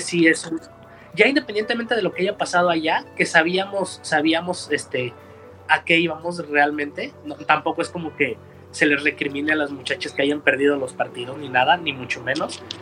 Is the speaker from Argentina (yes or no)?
no; Mexico